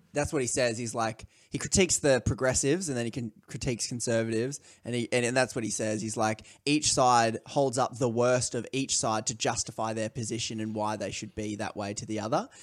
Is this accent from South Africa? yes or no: no; Australia; I'm from Australia